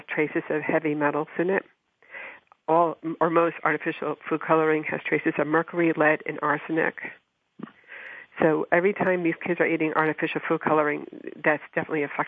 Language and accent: English; New Jersey, United States; I grew up in New Jersey